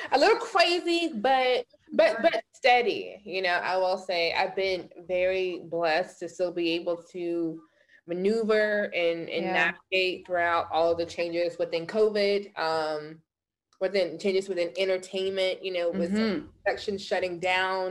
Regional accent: the South, United States; moved away as an adult; also born or lived in North Carolina; now in Los Angeles, United States; I'm from the South, so my mama and grandmama taught me how to really spot bullshit

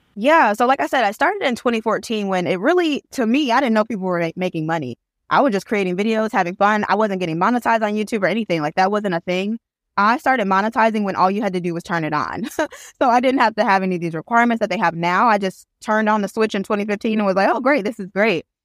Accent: Flint, Michigan, United States; now in Birmingham, United States; I am originally from Flint, Michigan, but I currently live in Birmingham, Alabama

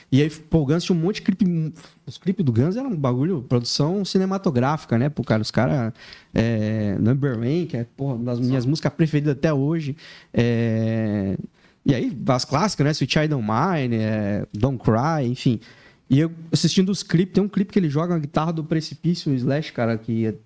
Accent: Laranjeiras do Sul, Paraná, Brazil; Eu vim do interior do Paraná, numa cidade chamada Laranjeiras do Sul. A cidade, nossa, é muito pequena.

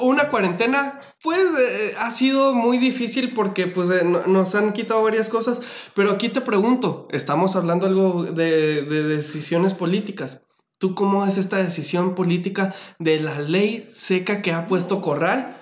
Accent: Mexico; qué bonito es ser mexicano

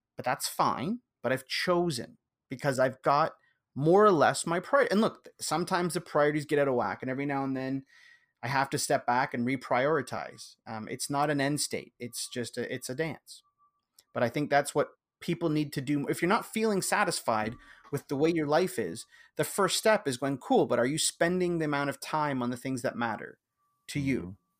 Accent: Canada; I'm Canadian

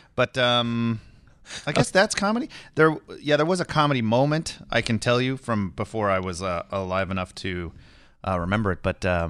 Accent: Kenya; born there; Yeah, I was born in Kenya.

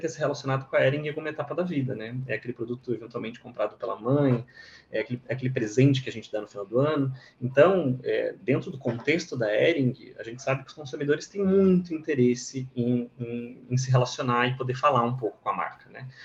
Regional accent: Monte Castelo, Santa Catarina, Brazil; moved away; also born or lived in Florianópolis; eu sou de Santa Catarina, eu sou do interior do estado, de uma cidade bem pequena, de Santa Catarina, chama Monte Castelo

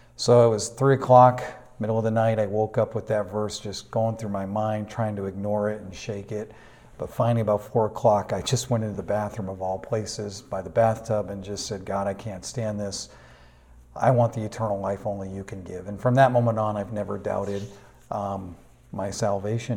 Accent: Manchester, New Hampshire, United States; moved away as an adult; also born or lived in Burnaby, Canada / Vancouver, Canada; now in Duncan, Canada; I was born and raised in Manchester, New Hampshire.

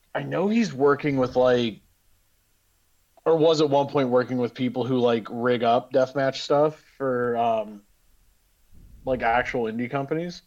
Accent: Western Ohio, United States; I'm from Western Ohio

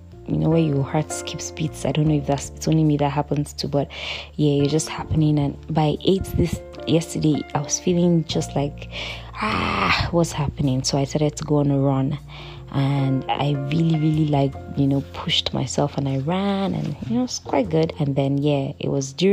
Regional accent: Lagos, Nigeria; I grew up in Lagos, in Satellite Town, in CBN Estate 1

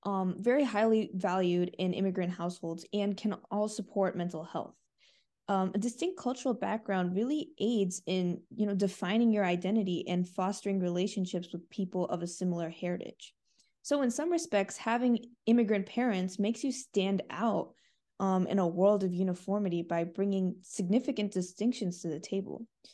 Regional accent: United States; I was born in the United States to Indian immigrants, so I fit the first definition.

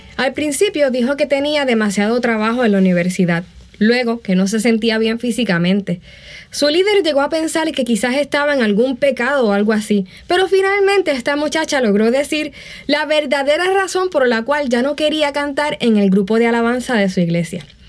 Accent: Puerto Rico; moved away; En ese entonces vivía en Puerto Rico

